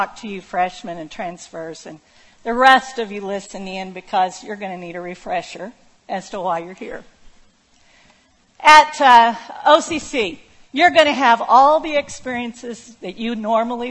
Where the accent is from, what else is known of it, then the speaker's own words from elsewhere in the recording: Oklahoma, United States; moved away; I grew up in Waukeeta, Oklahoma, population 490.